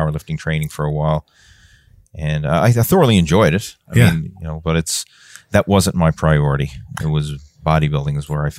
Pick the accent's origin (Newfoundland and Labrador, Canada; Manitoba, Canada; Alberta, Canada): Newfoundland and Labrador, Canada; because I'm from Newfoundland, which is a pretty small place, right? It's, you know, small population wise.